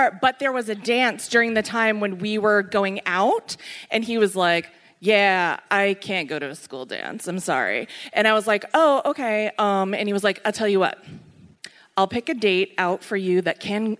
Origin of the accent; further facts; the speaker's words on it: Boston, Massachusetts, United States; I'm from Boston